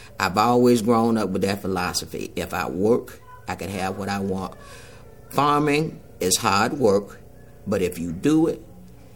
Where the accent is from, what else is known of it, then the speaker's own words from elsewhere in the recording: Mound Bayou, Mississippi, United States; Growing up in Mound Bayou was an experience of not a true Mississippi experience, because Mound Bayou is an all-black town